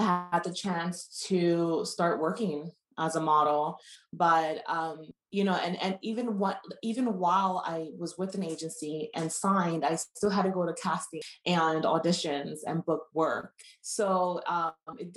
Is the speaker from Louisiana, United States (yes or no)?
no; New York City, New York, United States; I'm originally from New York City, from Brooklyn, New York